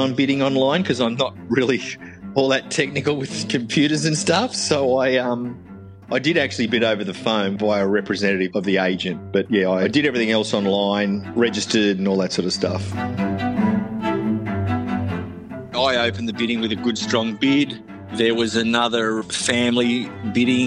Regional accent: Sydney, New South Wales, Australia; moved away as an adult; now in Brisbane, Australia; Born and bred in Sydney, and I've moved up to Brisbane.

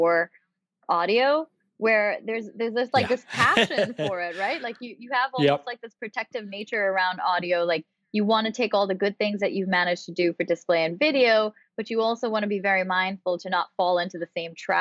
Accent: Pakistan; moved away; I'm originally from Pakistan

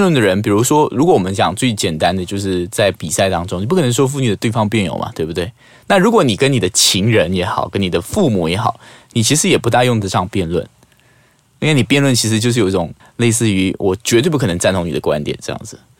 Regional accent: Malaysia; 我们马来西亚人，坦白讲，因为我们语言上的局限，我们没有像台湾或者是大陆人的那种语言的词造那么的华丽

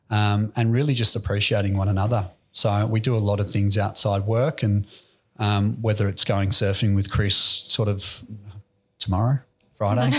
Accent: Aspendale, Victoria, Australia; Aspendale. I grew up

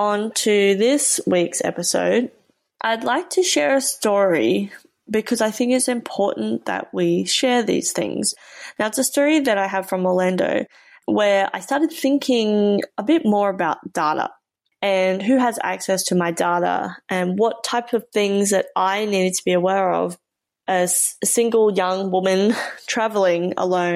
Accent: Australia

